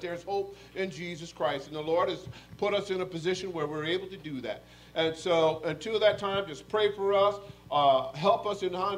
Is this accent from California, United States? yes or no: no; Norwich, Connecticut, United States; I'm from Norwich, Connecticut